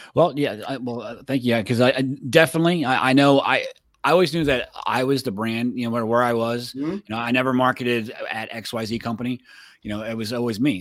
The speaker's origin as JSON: {"language": "English", "region": "Florida", "country": "United States", "tie": "born or raised there", "also_born_or_lived": "Pennsylvania", "moved": "as an adult", "said": "I grew up in Florida."}